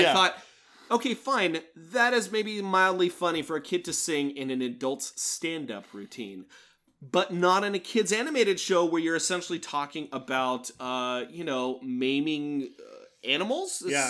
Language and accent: English; Irvine, California, United States; I grew up in Irvine and my community pool was across the street.